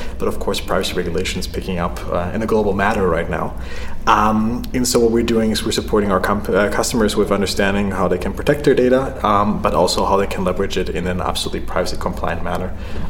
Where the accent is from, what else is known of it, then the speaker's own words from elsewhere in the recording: Berlin, Germany; I'm from Berlin.